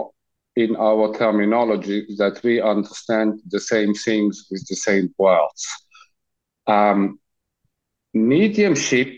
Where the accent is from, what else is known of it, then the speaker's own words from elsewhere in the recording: Switzerland; I'm from Switzerland.